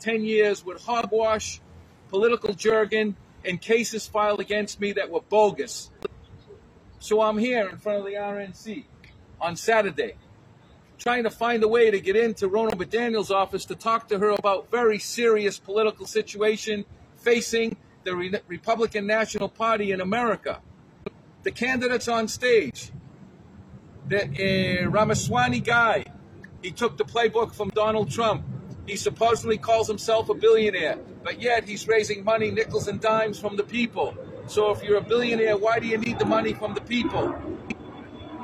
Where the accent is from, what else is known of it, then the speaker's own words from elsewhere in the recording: United States; I'm an American